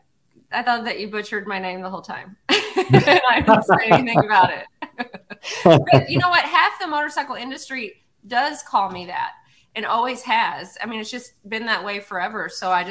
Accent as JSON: {"language": "English", "town": "Cave City", "region": "Kentucky", "country": "United States", "tie": "born or raised there", "said": "born and raised in Cave City, Kentucky, it's this tiny little town"}